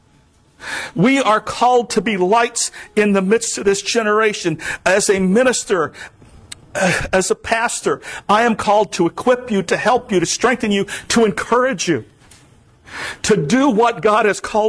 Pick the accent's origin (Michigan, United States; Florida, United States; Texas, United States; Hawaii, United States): Florida, United States; the Everglades, South; moved away as an adult; now in Vermont, United States; I am from South Florida. I grew up in the Everglades.